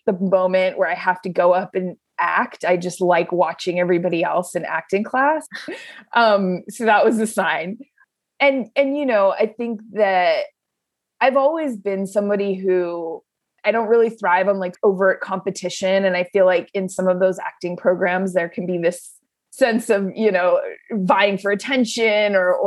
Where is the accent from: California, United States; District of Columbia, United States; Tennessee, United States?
California, United States; San Diego; moved away as an adult; also born or lived in Los Angeles; I grew up in San Diego, and then I went to college in LA at UCLA